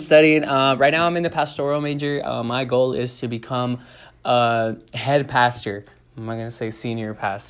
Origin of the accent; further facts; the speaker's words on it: El Paso, Texas, United States; 25. I'm from El Paso, Texas. Yeah, it's still in Texas. It's not in Mexico.